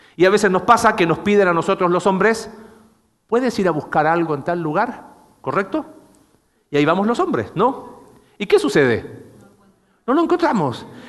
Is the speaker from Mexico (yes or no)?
no; Chile